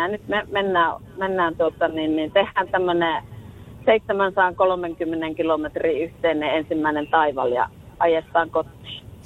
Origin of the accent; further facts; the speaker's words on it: Rovaniemi, Lapland, Finland; moved away; also born or lived in Tampere; Minä olen, minä olen Rovaniemeltä kotoisin